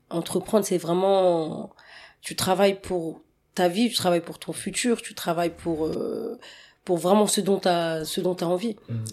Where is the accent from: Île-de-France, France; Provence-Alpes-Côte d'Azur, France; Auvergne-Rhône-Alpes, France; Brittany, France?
Île-de-France, France; Maisons-Laffitte; born there; alors, euh, bah moi, je suis née euh, sur Paris, hein, plus mmh. précisément dans les Yvelines, euh, à Maison Lafitte.